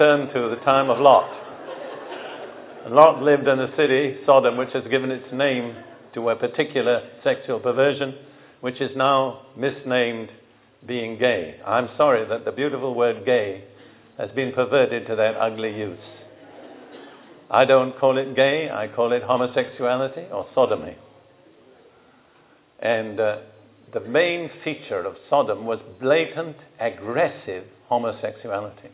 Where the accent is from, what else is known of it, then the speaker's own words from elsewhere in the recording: United Kingdom; moved away as an adult; also born or lived in Israel; now in United States; I grew up in Britain between the two world wars